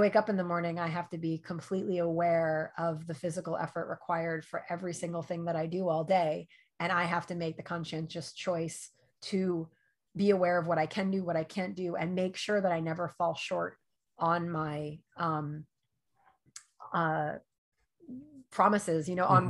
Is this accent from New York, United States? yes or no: yes; New York, United States; I grew up in New York. I did not grow up in LA.